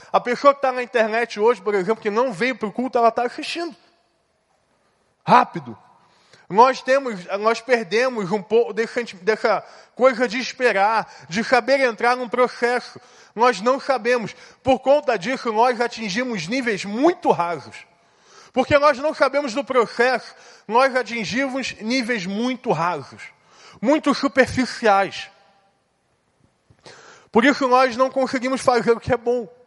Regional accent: São José do Calçado, Espírito Santo, Brazil; Eu vim de São José do Calçado, Espírito Santo.

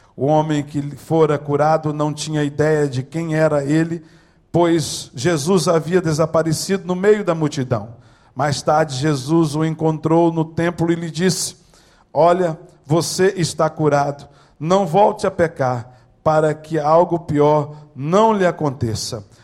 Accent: Maranhão, Brazil; now in California, United States; macho, maranhense, nordestino

